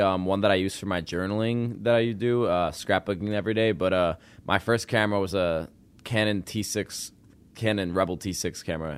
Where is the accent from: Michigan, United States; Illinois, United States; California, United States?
Illinois, United States; Arlington Heights; also born or lived in South Loop, Chicago; now in Chicago, United States; I grew up in Arlington Heights, and I moved to South Loop three years ago